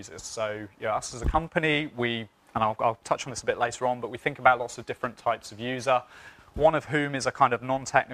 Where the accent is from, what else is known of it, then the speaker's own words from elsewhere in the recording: United Kingdom; I'm British